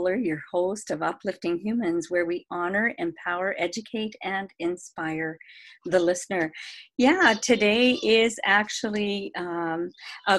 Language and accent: English; Vancouver, British Columbia, Canada; I'm from Vancouver, beautiful British Columbia.